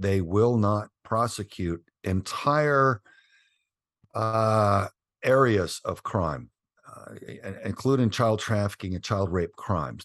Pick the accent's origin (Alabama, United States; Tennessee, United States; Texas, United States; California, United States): Texas, United States; Southern; we grew up in Southern Texas